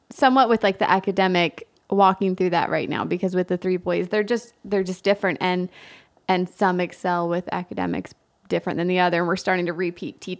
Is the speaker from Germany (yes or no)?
yes; Germany; And then to say that we came from Germany, they just like it was just